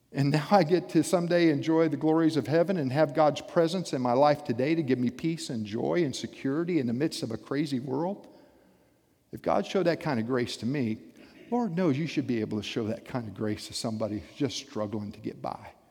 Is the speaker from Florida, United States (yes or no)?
yes; South Florida, United States; I grew up in South Florida